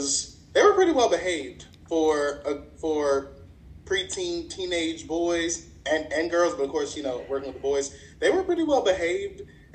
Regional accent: the South, United States; now in Charles County, United States; I'm from the South, yeah.

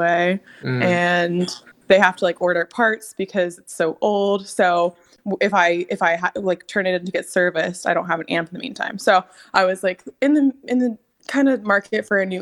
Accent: Durham, North Carolina, United States; moved away; I grew up there. I was born and raised in Durham, North Carolina.

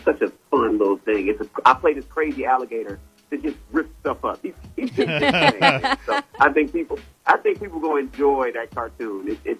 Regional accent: Detroit, Michigan, United States; now in Los Angeles, United States; I'm from Detroit, Michigan

